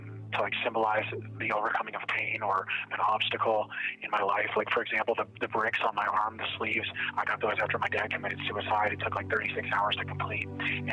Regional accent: Arizona, United States; I grew up in Arizona, so I've always been interested in it.

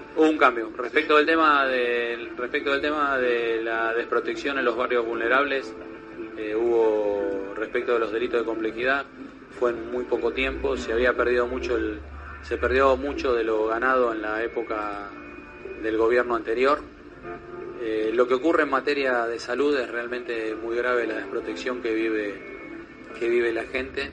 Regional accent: Argentina; soy argentino

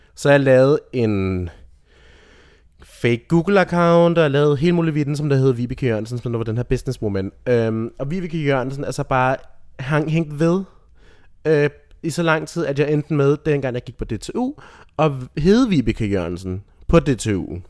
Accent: Rødby, Zealand, Denmark; moved away; boede i Rødby, nede på Lolland

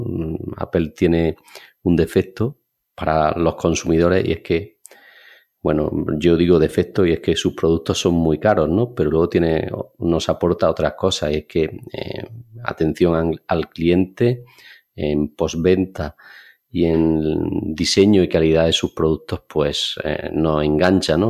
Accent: Alcalá la Real, Andalusia, Spain; moved away as an adult; now in Granada, Spain; mi pueblo de nacimiento es Alcalá Real, un pueblo pequeño de unos 20.000 habitantes.

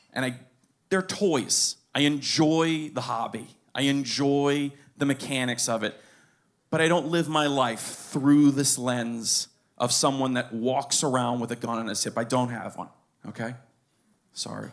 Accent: Pinecrest, Florida, United States; I was born in Pinecrest. I grew up there

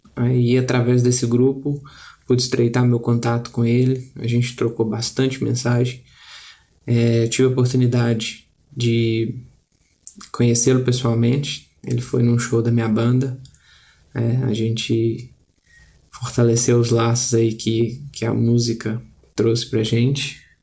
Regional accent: Minas Gerais, Brazil; falo aqui da região metropolitana de Belo Horizonte, sou de Minas Gerais

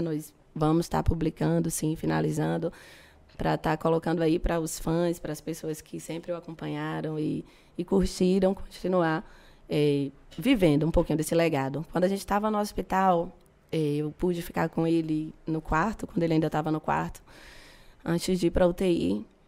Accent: Feira de Santana, Bahia, Brazil; Eu cresci ali na Mangabeira

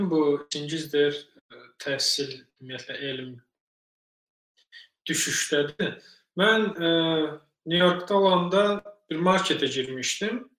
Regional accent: Azerbaijan; now in United States

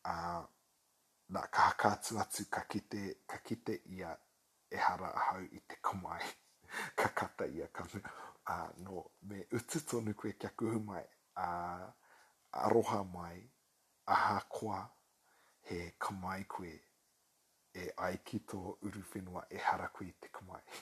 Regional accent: New Zealand; Māori is a second language; he kamu pōtiana taku māma, he Pākehā taku pāpa. Uh, no Aotearoa ahau

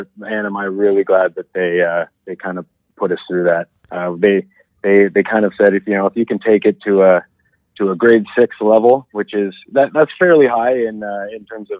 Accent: Dundas, Ontario, Canada; Well, I grew up in Dundas, Ontario, which is kind of like a suburb just to the west of the city. Born and raised there, I was the oldest of five kids.

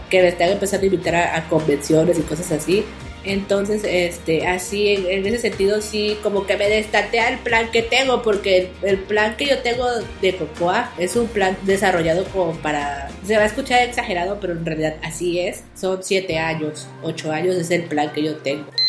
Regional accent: southeast Mexico, Mexico; Pues yo no soy del centro de la República, yo soy de, acá del sureste.

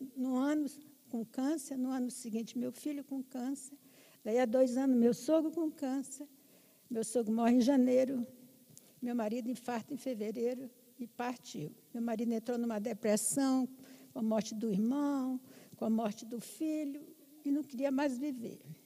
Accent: Roraima, Brazil; moved away as an adult; now in Brasília, Brazil; Eu sou de Roraima, casei com um paulista e viemos para Brasília construir a nossa vida

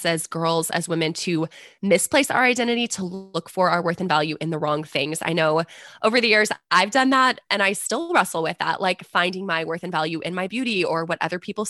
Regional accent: San Antonio, Texas, United States; I'm from San Antonio

